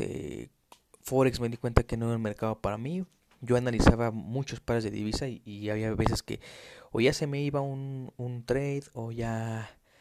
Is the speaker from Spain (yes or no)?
no; Mexico City, Mexico; Yo soy de México, soy de la Ciudad de México